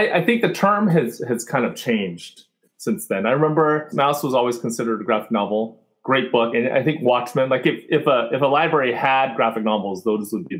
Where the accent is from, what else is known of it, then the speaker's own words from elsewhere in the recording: San Jose, California, United States; also born or lived in Fremont, California / Berkeley, California; I was born in Fremont, which is about half an hour away from San Francisco. And then I spent most of my childhood in the suburbs of San Jose, went up to Berkeley for college.